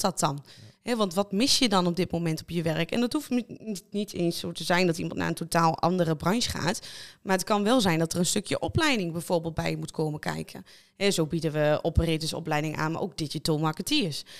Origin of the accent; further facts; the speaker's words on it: Lichtenvoorde, Gelderland, Netherlands; ik kom uit Lichtenvoorde, 25 jaar